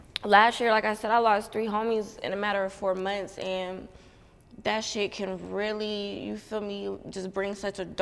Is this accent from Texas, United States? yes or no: no; Youngstown, Ohio, United States; I'm from Youngstown, Ohio